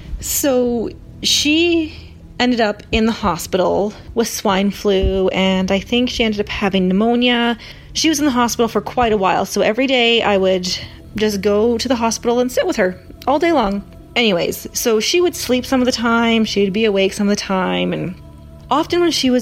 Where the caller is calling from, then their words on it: Canada; I'm calling from Canada.